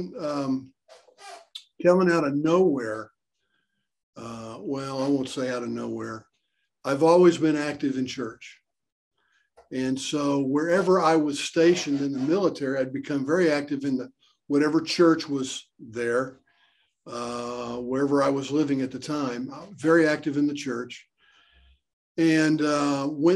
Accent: Oklahoma City, Oklahoma, United States; now in Tulsa, United States; I'm an Okie. I was born and raised in Oklahoma City, so I'm an Okie.

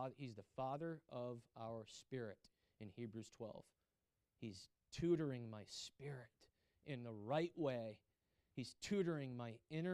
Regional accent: United States; I'm really American.

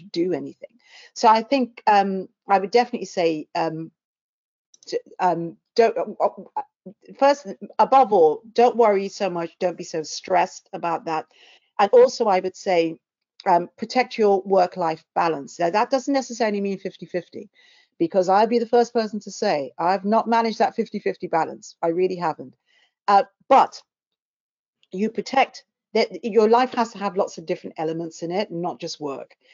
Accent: London, United Kingdom; I came from South London. I still live in, albeit a different part of South London

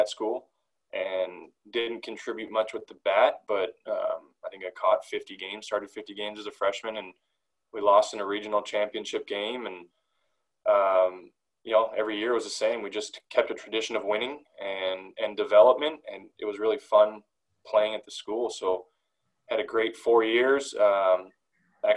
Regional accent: Delta, British Columbia, Canada; I grew up in North Delta, British Columbia, played for the North Delta Blue Jays

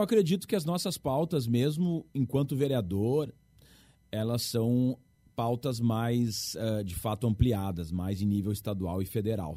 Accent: Rio Grande do Sul, Brazil; no nosso estado

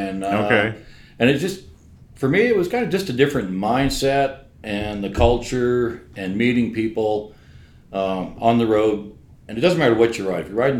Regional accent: a farm about an hour south of Calgary, Alberta, Canada; I was born and raised about an hour south of Calgary on a farm. Northeast of Granham, which is just south of Claresome

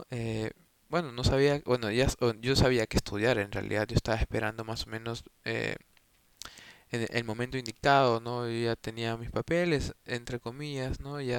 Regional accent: Peru; tengo 22 años, eh, soy de Perú y estudio comunicación audiovisual.

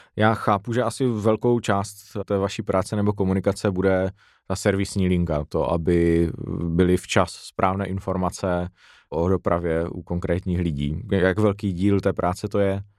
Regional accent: Frýdek-Místek, Moravian-Silesian Region, Czechia; Já pocházím z Frýdku místku

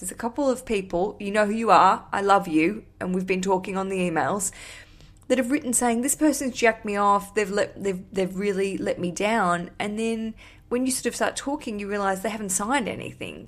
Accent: Australia; now in London, United Kingdom; I am an Australian. I live in London.

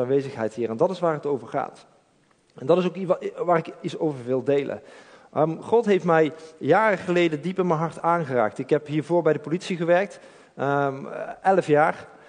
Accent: Eindhoven, North Brabant, Netherlands; ik kom uit Eindhoven.

